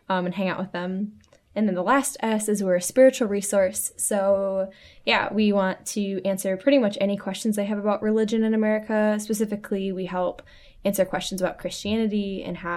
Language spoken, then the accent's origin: English; Taylor, Michigan, United States; I grew up in Taylor, Michigan